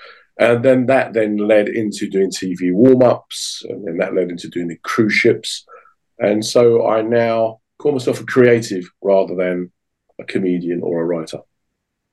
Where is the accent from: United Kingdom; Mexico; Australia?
United Kingdom; I'm from an Irish family, which is a very strong part of my identity, but I'm very proud to be British.